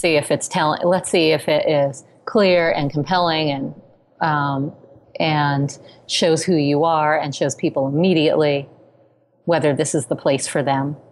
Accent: New York City, New York, United States; growing up in New York City

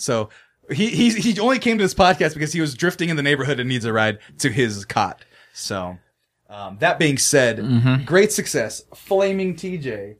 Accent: Fresno, California, United States; moved away as an adult; Bro, I'm from Fresno, California.

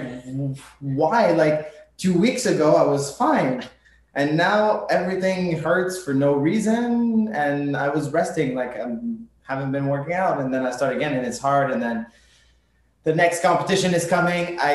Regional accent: Canada; I was from the South Shore

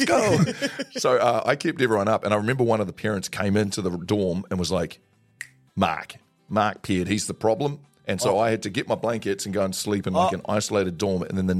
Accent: New Zealand; I grew up in the country

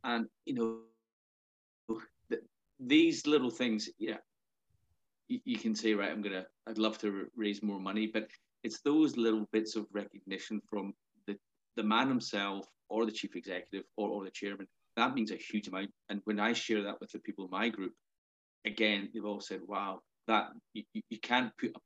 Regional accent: Melrose, Scotland, United Kingdom; now in Belfast, United Kingdom; I grew up in Melrose

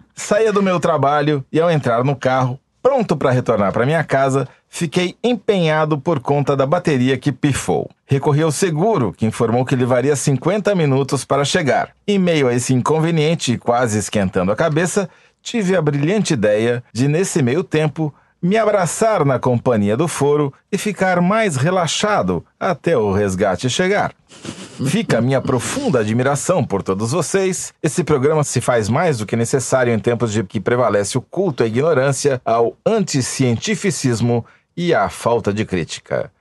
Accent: Matão, São Paulo, Brazil; eu sou de Matão

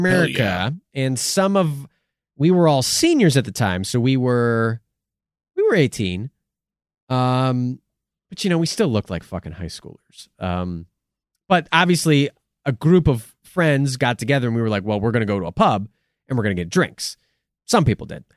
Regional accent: United States; we're American

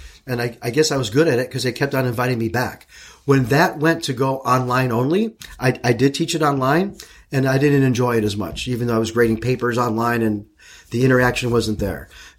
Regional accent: Chicago, Illinois, United States; moved away as an adult; also born or lived in St. Louis, Missouri; now in Arizona, United States; So I grew up in Chicago, and when I was a little kid, like 7, 8, 9, 10 years old

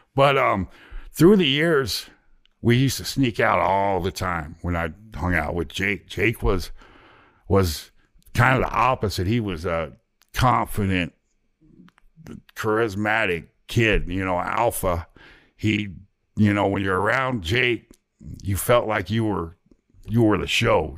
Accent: Ohio, United States; moved away; also born or lived in Zanesville, Ohio / Oklahoma City, Oklahoma / Dallas, Texas; being from Ohio

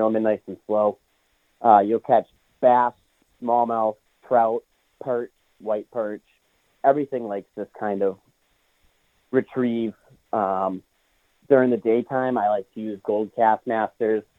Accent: Sandwich, Massachusetts, United States; also born or lived in Hyannis, Massachusetts; I currently live in Hyannis, but I grew up in Sandwich on the backside of Snake Pond

